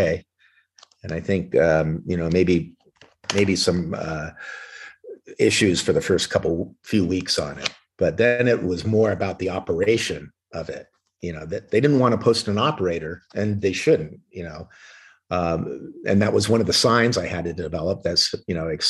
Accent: Orange County, California, United States; I grew up with in Orange County at South Coast Plaza

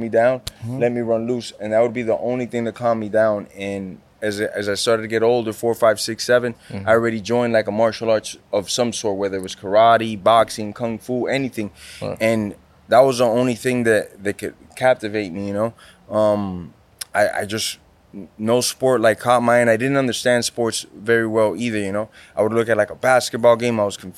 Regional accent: Miami, Florida, United States; first language Spanish; English is a second language; I'm born and raised in Miami

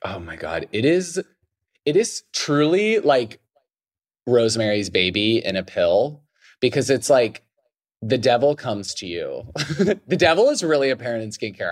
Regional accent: Idaho, United States; I grew up in Idaho

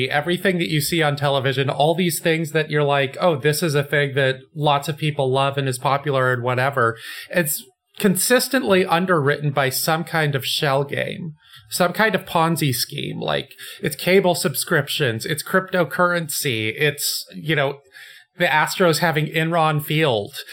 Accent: West Coast, United States; Like I grew up on the West Coast, the Pac-10

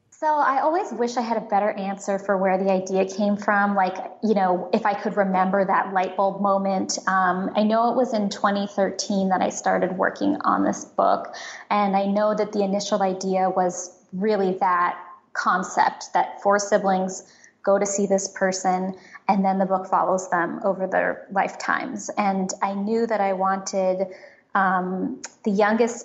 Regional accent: San Francisco, California, United States; I grew up in San Francisco

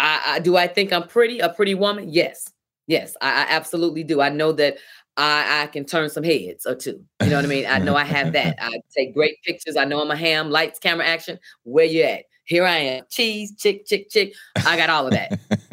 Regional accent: Chicago, Illinois, United States; Well, I'm from South Side of Chicago and I'm animated.

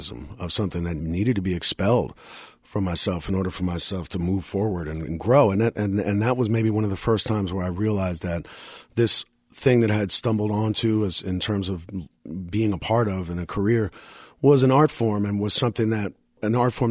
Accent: New York City, New York, United States; I grew up in moved to Brooklyn when I was six

